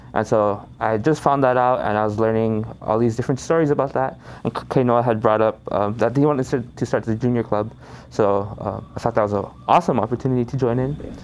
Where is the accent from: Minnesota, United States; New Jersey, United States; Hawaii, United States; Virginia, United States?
Hawaii, United States; Kaneohe; I'm from Kaneohe here um, in Ko'olaupoko in Oahu.